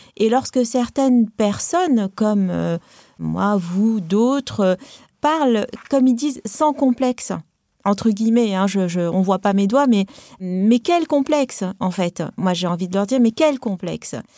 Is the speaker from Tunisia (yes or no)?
yes; Tunisia; now in France; Moi, je suis une immigrée. Hein. moi, j'ai grandi euh, en Afrique du Nord, je parle arabe, j'ai une culture arabe, je, enfin, voilà, tunisienne